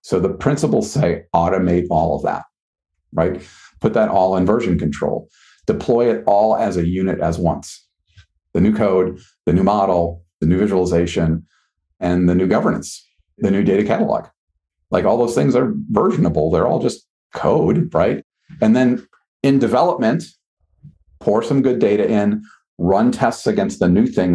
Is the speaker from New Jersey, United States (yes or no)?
no; Wisconsin, United States; now in Boston, United States; I grew up in Wisconsin.